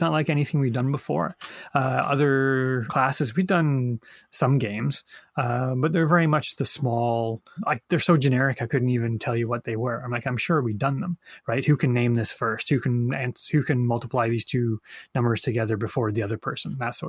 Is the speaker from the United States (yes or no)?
no; England, United Kingdom; born there; But I don't know if that comes from coming from a British family. I was born in England and my dad was a fan.